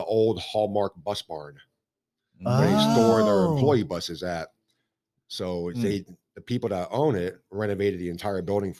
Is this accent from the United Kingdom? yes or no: no; Reading, Pennsylvania, United States; born there; Obviously I was born in 1974 in Reading, Pennsylvania, which is about 45 minutes outside Philadelphia.